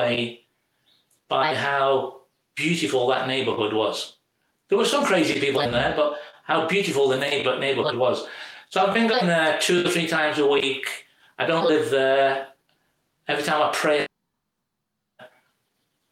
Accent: United Kingdom; moved away as an adult; now in St. Louis, United States; being British

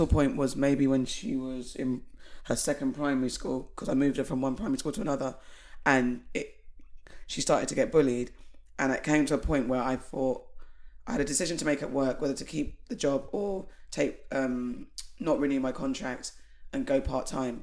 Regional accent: United Kingdom; as a British black person

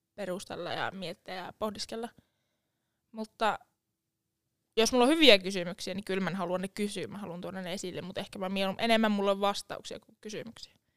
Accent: Lavia, Satakunta, Finland; now in Jyväskylä, Finland; alun perin mä oon Laviasta. Lavia on pieni kylä Tampereen ja Porin välillä, nykyään nykyistä Poria.

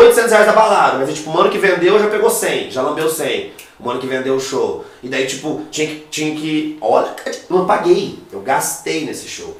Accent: Foz do Iguaçu, Paraná, Brazil; now in Cascavel, Brazil; eu nasci em Foz do Iguaçu, entendeu? Eu morei 18 anos em Foz do Iguaçu.

